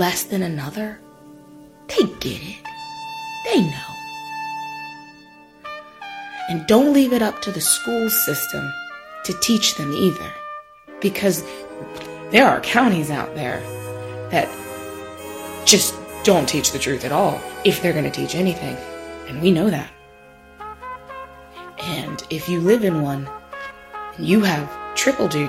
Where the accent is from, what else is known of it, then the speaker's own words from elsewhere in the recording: Virginia, United States; if you're born and raised in Virginia